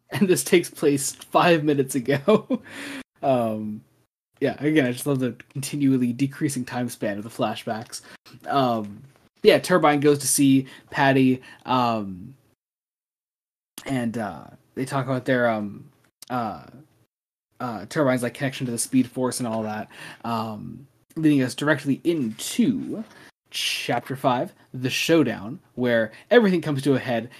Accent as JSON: {"language": "English", "country": "United States", "said": "we are American."}